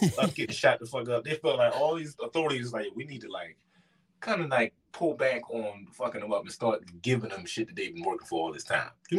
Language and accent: English; Baltimore, Maryland, United States; I'm from Baltimore.